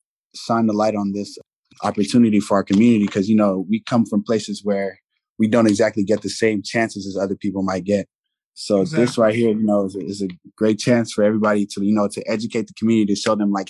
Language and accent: English; Houston, Texas, United States; I'm also from Houston. I'm 22 years old as well.